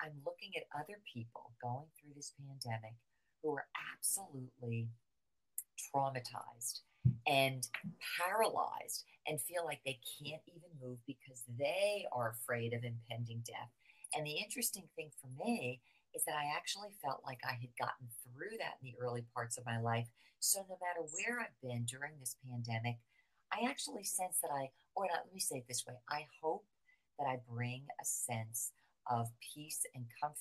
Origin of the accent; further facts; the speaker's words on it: New Jersey, United States; moved away as an adult; now in Florida, United States; I'm from right outside of New York City. I grew up in New Jersey